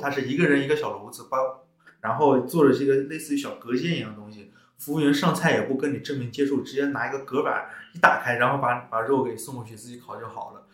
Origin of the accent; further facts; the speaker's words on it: China; 我们中国人